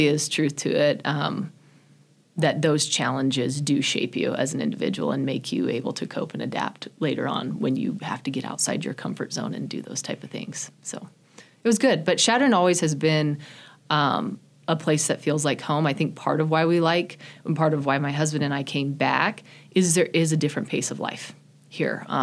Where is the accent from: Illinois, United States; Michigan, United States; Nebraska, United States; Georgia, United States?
Nebraska, United States; Chadron; also born or lived in Greeley, Colorado; I ended up moving here when I was 11, and so that was in sixth grade